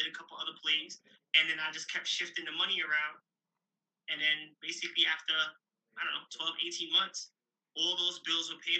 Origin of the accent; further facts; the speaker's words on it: New York, United States; Remember, I'm from New York, so most of them get jobs.